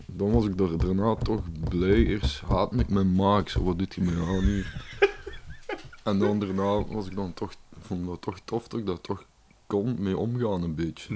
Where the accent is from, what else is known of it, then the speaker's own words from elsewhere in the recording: Limburg, Belgium; Als Limburger